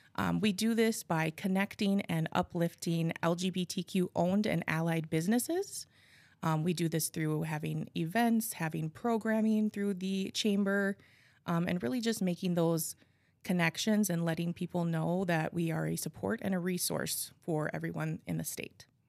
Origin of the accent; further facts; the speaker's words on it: Appleton, Wisconsin, United States; I was born and raised in Appleton. Um, I have lived here my whole life